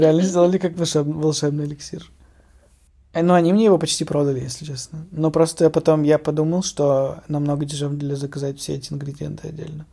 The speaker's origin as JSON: {"language": "Russian", "country": "Russia", "moved": "as an adult", "said": "я русский и что я из России"}